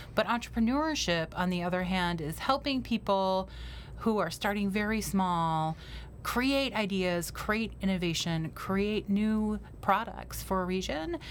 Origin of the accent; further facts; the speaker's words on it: Detroit, Michigan, United States; now in Cleveland, United States; I'm originally from the Detroit area